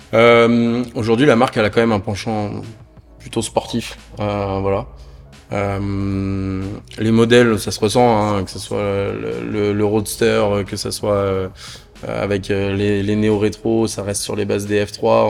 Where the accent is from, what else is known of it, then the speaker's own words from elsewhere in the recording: the North, France; moved away as an adult; now in Toulouse, France; je suis originaire du Nord moi de base